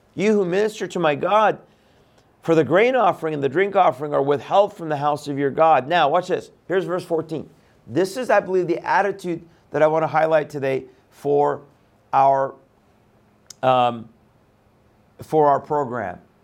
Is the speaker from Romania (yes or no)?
no; Iran; moved away; I'm from Iran